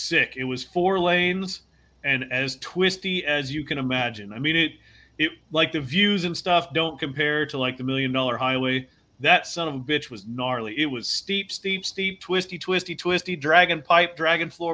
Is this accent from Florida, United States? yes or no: no; Durham, North Carolina, United States; moved away as an adult; I grew up in Durham, North Carolina. You know, that was home for me for the first 20 years of my life about